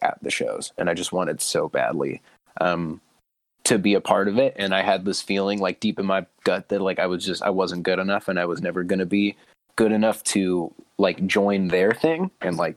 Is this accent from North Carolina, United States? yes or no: no; Fresno, California, United States; my hometown